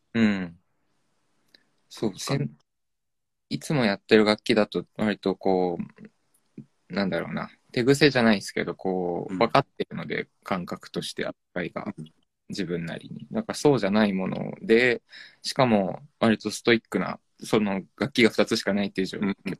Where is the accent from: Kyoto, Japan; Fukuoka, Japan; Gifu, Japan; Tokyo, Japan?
Tokyo, Japan; Ome; born or raised there